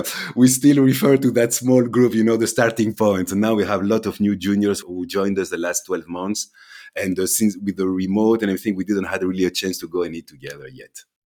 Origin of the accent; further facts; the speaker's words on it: Belgium; also born or lived in London / Amsterdam / Thessaloniki, Greece; So my family's from Greece, but I was born and raised here in Belgium.